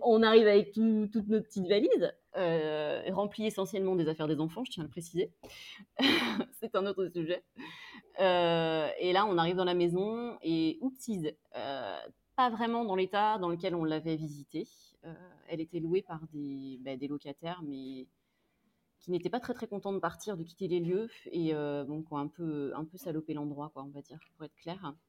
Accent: France; moved away as an adult; now in Brazil; On est quatre, on est français, on est blanc

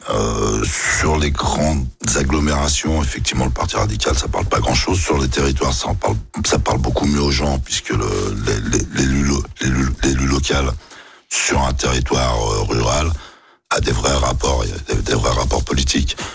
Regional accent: Nouvelle-Aquitaine, France; c'est un engagement, on vient du Lot-et-Garonne. Le Parti radical, euh, la figure de proue, la loi de 1905, dans le Lot-et-Garonne, comme disait …, on bouffait du curé

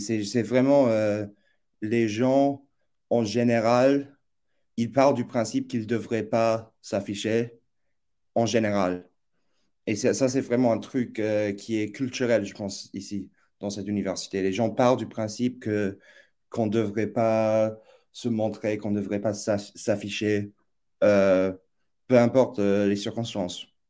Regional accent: New York, United States; moved away as an adult; also born or lived in boarding school near the Canadian border; now in Oxford, United Kingdom; je suis originaire des États-Unis, donc j'ai grandi à, New York

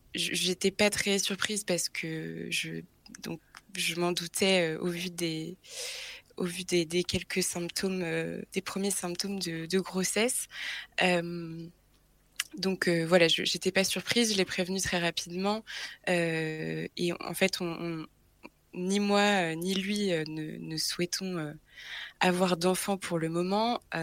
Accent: Brittany, France; now in Paris, France; je suis née en Bretagne

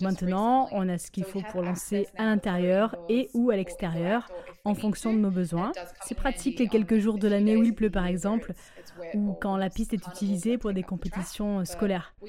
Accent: Australia; on vient d'Australie

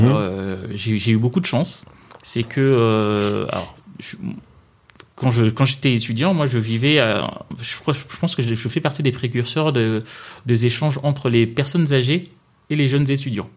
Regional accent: Kinshasa, DR Congo; moved away as an adult; now in France; je viens d'où je, viens, de Kinshasa

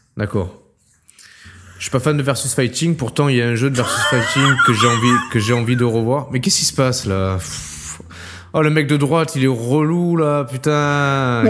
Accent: Marseille, Provence-Alpes-Côte d'Azur, France; moved away as an adult; now in Metz, France; maintenant je suis plus à Marseille, mais je suis Marseillais

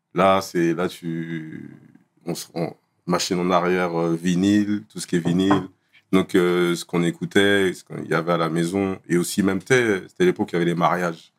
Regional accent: Bondy, Île-de-France, France; je suis né à Bondy. J'ai grandi à Bondy.

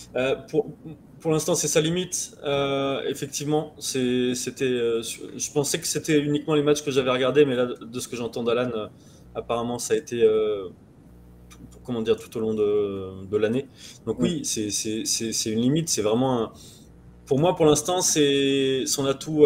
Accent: France; je suis français

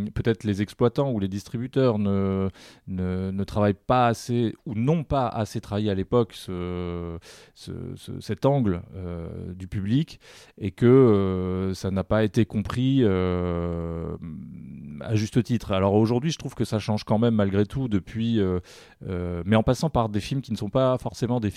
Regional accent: Paris, Île-de-France, France; Bon, je suis parisien, je précise.

